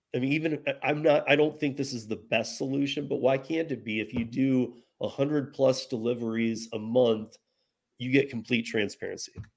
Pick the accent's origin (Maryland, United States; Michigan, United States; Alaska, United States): Michigan, United States; moved away as an adult; grew up in Michigan, and I learned bartending and all that in Michigan